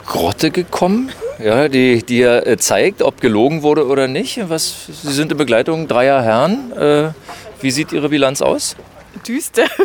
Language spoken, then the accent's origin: German; Bavaria, Germany; Bayern, genau genommen, also näher Nürnberg.